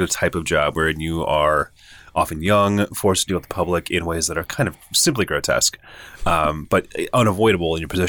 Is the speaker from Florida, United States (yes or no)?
no; Lexington, Kentucky, United States; moved away; where I'm from, Lexington, Kentucky